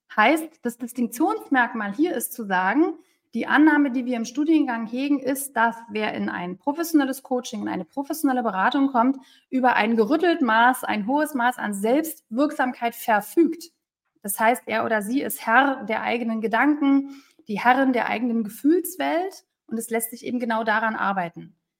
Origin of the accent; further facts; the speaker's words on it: Berlin, Germany; moved away; Ich bin eine Berliner Pflanze, also auch mit dem waschechten Taufschein, der mich als Berlinerin ausweist